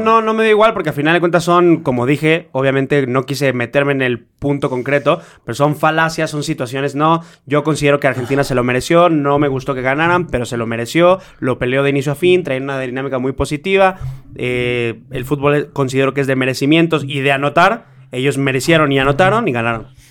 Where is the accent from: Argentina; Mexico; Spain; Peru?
Mexico; soy mexicano